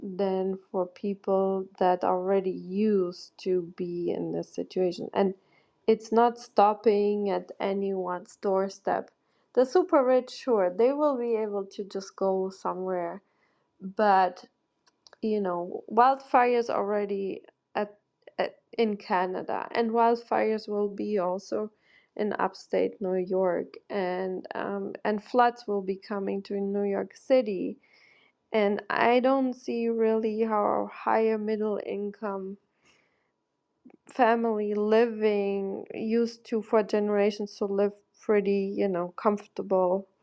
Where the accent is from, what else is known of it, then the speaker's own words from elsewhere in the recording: Germany; now in United States; I grew up in Germany, quite industrialized